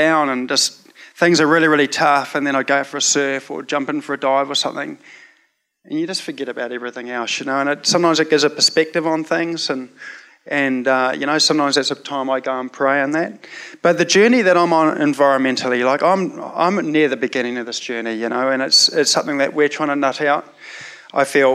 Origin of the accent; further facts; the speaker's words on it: New Zealand; growing up in Te Aritu Bible Chapel in the 80s